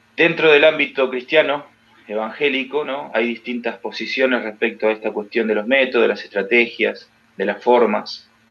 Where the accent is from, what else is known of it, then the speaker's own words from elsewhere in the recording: Mar del Plata, Buenos Aires Province, Argentina; trabajando aquí en, mi ciudad, que es Mar del Plata, donde yo nací